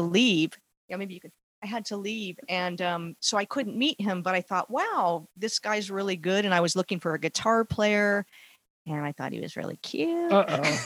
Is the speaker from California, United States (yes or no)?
yes; Los Angeles, California, United States; I was actually born in Los Angeles in the San Fernando Valley